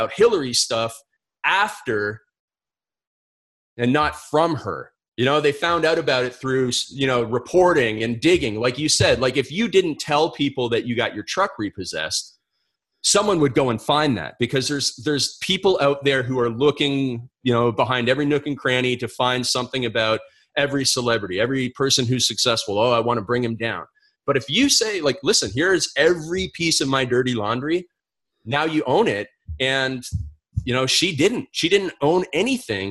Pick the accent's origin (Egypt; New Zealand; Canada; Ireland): Canada; moved away as an adult; also born or lived in because I'm Canadian; now in United States; I come from Canada and I have a visa to work in the United States